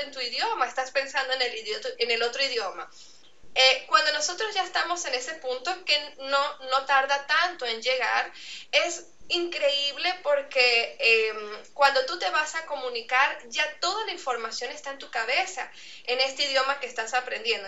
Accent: Andean region of Venezuela, Venezuela; accent: Andean Venezuelan; first language Spanish; yo soy venezolana, pero vengo de una región de Venezuela

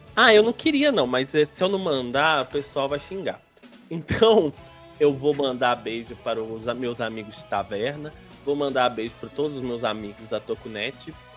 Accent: Belo Horizonte, Minas Gerais, Brazil; also born or lived in Igarapé; eu sou natural de Belo Horizonte

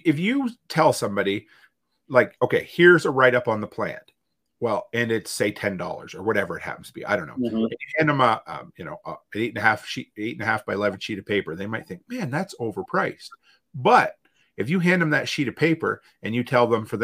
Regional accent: East Coast, Atlantic Canada, Canada; now in Alberta, Canada; growing up on the East Coast

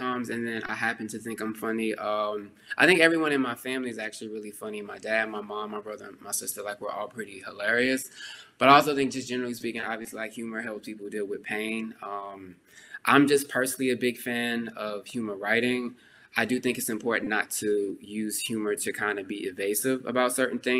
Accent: Texas, United States; I'm a Texan

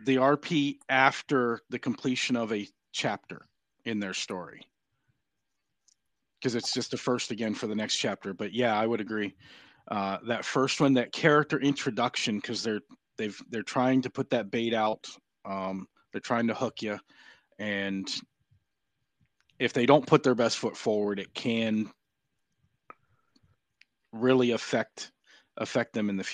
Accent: Southern California, United States; now in Deep South, United States; I grew up in Southern California, so I've had Spanish since I was three

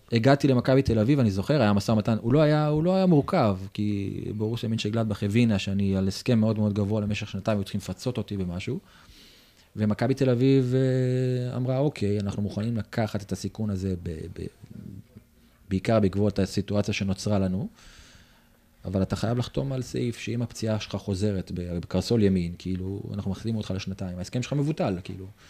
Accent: Israel; moved away as an adult; also born or lived in Germany

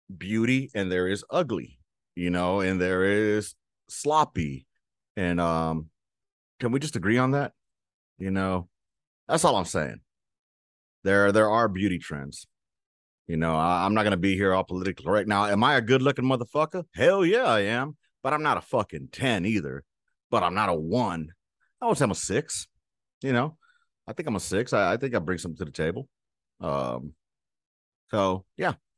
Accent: United States; I'm an American of Latino or Hispanic descent

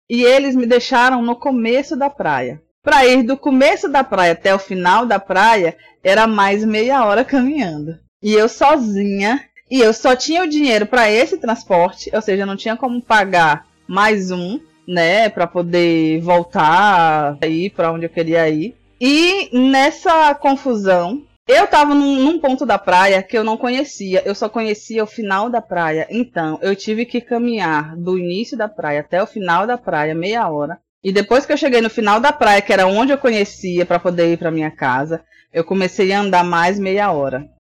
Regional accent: Salvador, Bahia, Brazil; eu tinha 11 anos, então para mim é adolescente para criança. E eu não tinha costume de andar de ônibus lá na minha cidade chamada Paripe é um bairro daqui de Salvador.

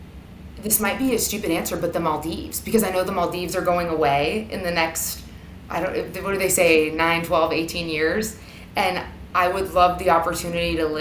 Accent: Sacramento, California, United States; I grew up in Sacramento, so I grew up about an hour from Napa

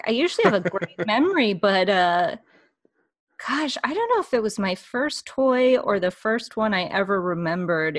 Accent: Laramie, Wyoming, United States; I'm from Laramie, Wyoming. It's a small town.

